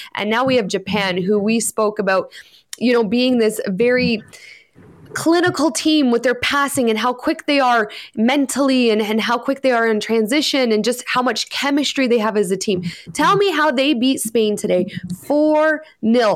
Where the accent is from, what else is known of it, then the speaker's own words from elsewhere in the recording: Canada; as a Canadian